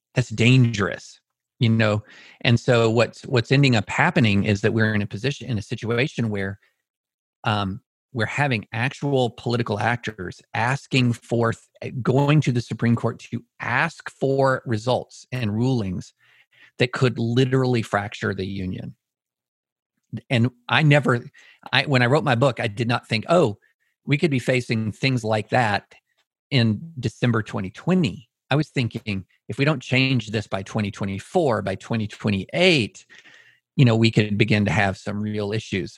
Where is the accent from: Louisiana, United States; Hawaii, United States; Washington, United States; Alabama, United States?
Alabama, United States; Auburn; also born or lived in Greater Nashville; now in Nashville, United States; I was born in Auburn